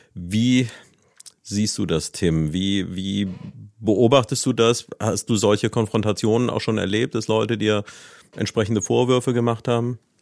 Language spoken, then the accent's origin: German; Neuwied, Rhineland-Palatinate, Germany; moved away as an adult; ich selbst bin ja gebürtiger Neuwieder und hier aufgewachsen